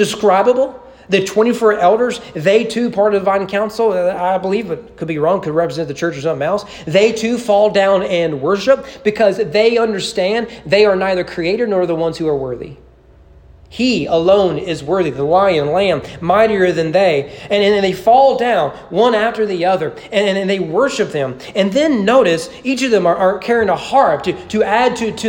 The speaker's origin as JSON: {"language": "English", "area": "Bible Belt", "region": "Southern United States", "country": "United States", "tie": "born or raised there", "said": "me being a Southerner growing up in the Bible Belt"}